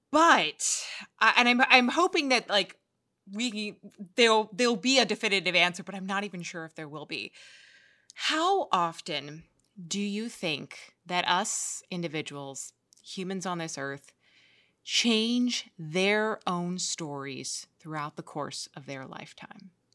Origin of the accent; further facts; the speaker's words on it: New York, United States; I grew up in New York, and uh, you know I love New York so much